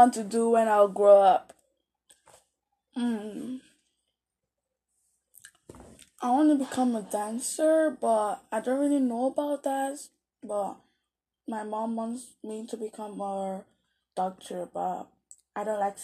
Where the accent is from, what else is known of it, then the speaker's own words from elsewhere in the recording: Nigeria; now in Canada; born in Nigeria, and I'm currently living in Canada